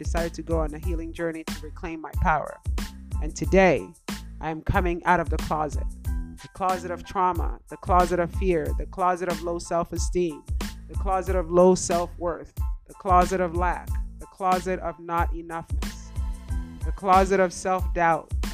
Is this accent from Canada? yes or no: no; Nigeria; also born or lived in Spain; now in United States; I was born in Nigeria, lived in Spain, and moved to the United States in 1997.